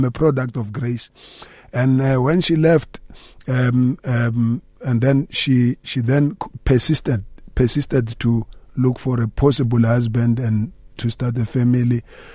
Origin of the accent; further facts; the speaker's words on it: Limpopo, South Africa; now in Gauteng, South Africa; I grew up in Limpopo and I'm now based in Gauteng